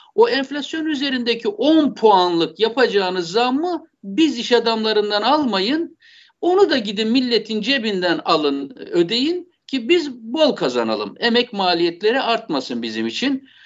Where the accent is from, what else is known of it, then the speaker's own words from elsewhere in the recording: Black Sea Region, Turkey; ben bir Karadenizli olarak